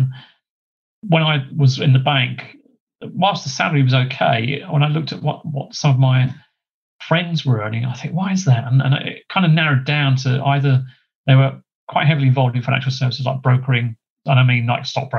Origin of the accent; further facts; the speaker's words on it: Gravesend, South East England, United Kingdom; moved away as an adult; also born or lived in Chatham / London / Liverpool / Ashford, Middlesex; I was born in Kent. That's where I was brought up originally.